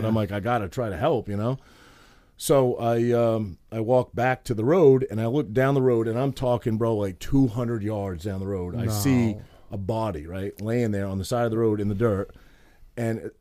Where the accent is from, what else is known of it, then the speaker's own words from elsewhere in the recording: Maine, United States; I'm from Maine